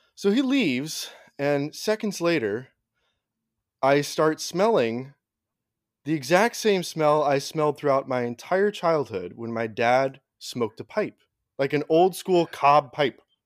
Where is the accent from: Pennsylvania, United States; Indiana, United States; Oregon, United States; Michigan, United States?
Oregon, United States; we grew up in Oregon.